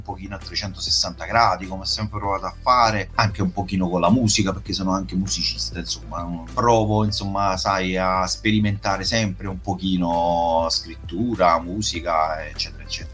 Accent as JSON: {"language": "Italian", "town": "Pignataro Maggiore", "region": "Campania", "country": "Italy", "tie": "born or raised there", "said": "È un paese della provincia di Caserta, in realtà è il mio paese di origine, che è Pignataro Maggiore"}